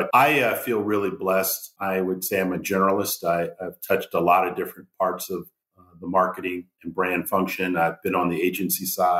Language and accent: English; Washington, District of Columbia, United States; I grew up in the Washington, D.C. area.